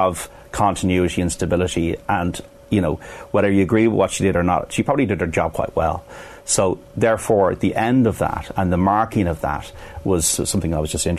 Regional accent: Ireland; I'm a Irish Republican patriot

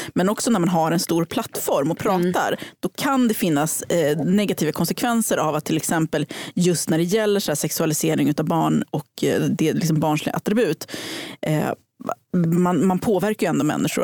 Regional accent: Hudiksvall, Gävleborg County, Sweden; moved away; jag kom från Hudiksvall, där super man tre gånger i veckan

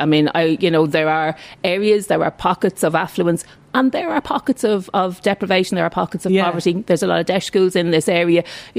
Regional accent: Dublin, Leinster, Ireland; also born or lived in Crumlin; now in Skerries, Ireland; Like, I'm originally from Ballyfermot. Before we moved out to Skerries, we'd lived 17 years in we were 17 years in our house in Crumlin, myself, my husband and our daughter.

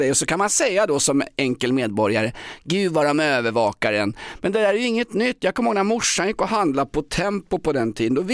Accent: Vancouver, British Columbia, Canada; now in Sweden; Jag kommer från Vancouver.

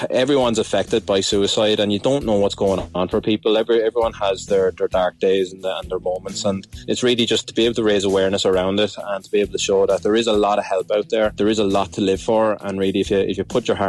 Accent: Ireland; moved away as an adult; now in Hemel Hempstead, United Kingdom; I owned a business back in Ireland, and then I decided to come over for a fresh start over to the UK

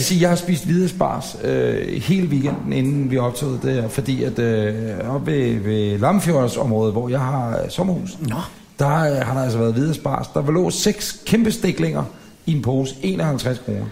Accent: Ølstykke, Capital Region of Denmark, Denmark; hjemme i Ølstykke

